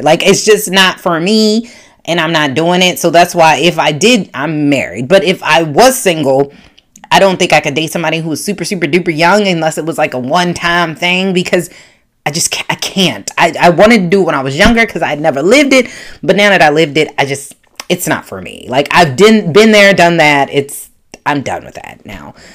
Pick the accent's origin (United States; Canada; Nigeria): United States; Baltimore, Maryland; I'm from Baltimore, Maryland